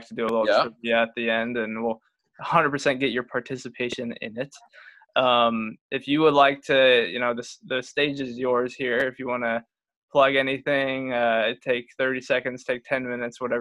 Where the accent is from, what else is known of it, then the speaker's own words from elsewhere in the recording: Portland, Oregon, United States; I'm from Portland, Oregon